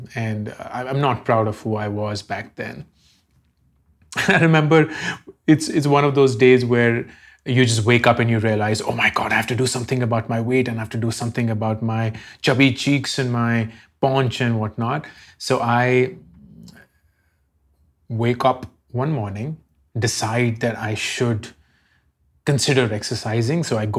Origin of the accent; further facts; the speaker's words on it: Delhi, India; I grew up in Delhi